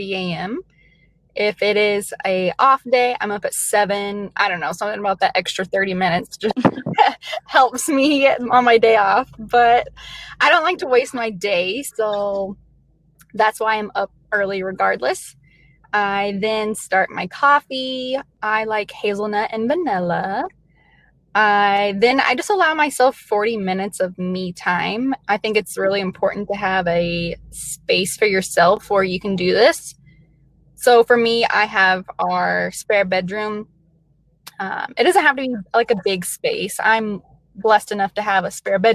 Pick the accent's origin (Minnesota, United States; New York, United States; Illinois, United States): Illinois, United States; Metropolis; also born or lived in Kentucky; now in Iowa, United States; I was born in Kentucky. I was raised in Southern Illinois. It's a really small town. Actually, it's the home of Superman